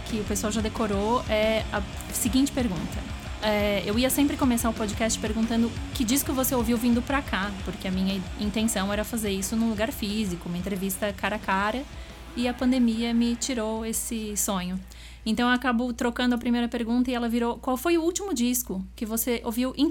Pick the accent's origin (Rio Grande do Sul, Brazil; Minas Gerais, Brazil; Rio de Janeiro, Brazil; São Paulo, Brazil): Rio Grande do Sul, Brazil; Porto Alegre; eu sou de Porto Alegre, no Rio Grande do Sul